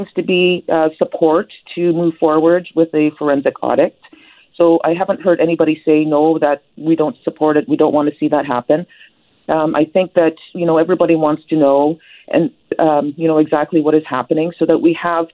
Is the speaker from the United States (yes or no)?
no; Ktunaxa Nation, British Columbia, Canada; we've got here in British Columbia, there's 204 First Nations, and each one is different. For example, I'm from the Tanakh Nation, and we have a language that is an isolate